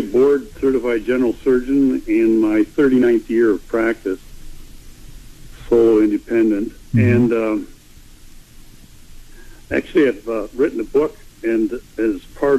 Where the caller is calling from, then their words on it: Spooner, Wisconsin, United States; I live in northern Wisconsin in a small town called Spooner.